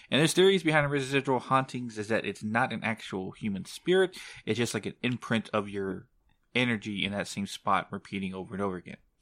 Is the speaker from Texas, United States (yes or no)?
yes; San Antonio, Texas, United States; my hometown of San Antonio